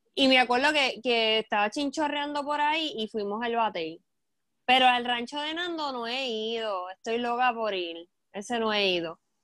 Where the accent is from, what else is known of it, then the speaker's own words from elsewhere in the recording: Toa Baja, Puerto Rico; Yo soy de Tuabaja